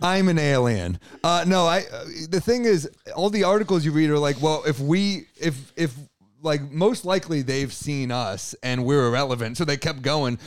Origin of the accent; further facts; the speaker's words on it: New York City, New York, United States; as a New Yorker